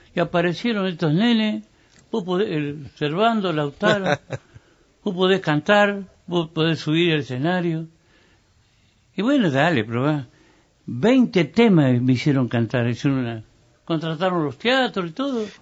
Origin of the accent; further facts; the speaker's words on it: Entre Ríos, Argentina; mi pueblo entrerriano, mis gurises